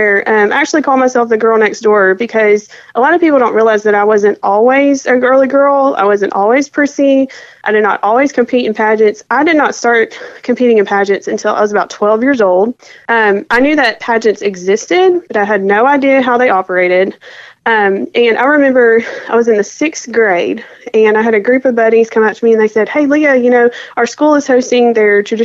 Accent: Selma, Alabama, United States; now in Arkansas, United States; I grew up in the smaller town of Selma, which is located right outside of Montgomery.

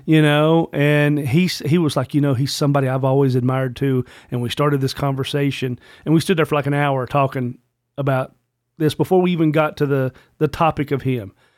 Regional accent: Virginia, United States; also born or lived in Richmond, Virginia; as a Virginian

